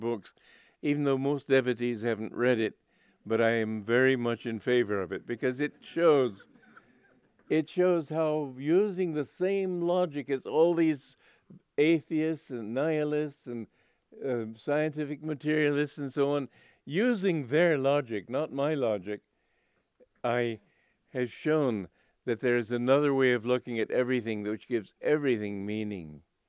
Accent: Romania; And I'm from Romania, but I don't.

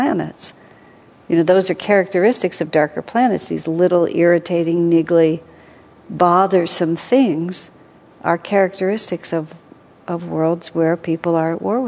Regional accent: United States

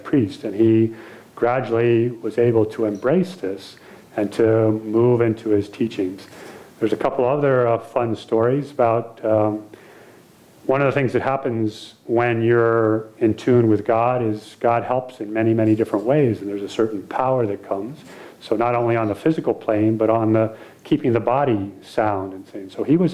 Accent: United States; being American

